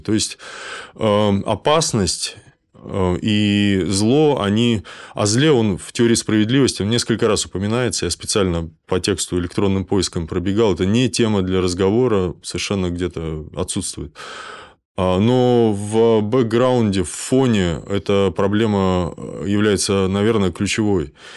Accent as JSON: {"language": "Russian", "town": "Kaliningrad", "region": "Kaliningrad Oblast", "country": "Russia", "said": "я из Калининграда, у нас Кант"}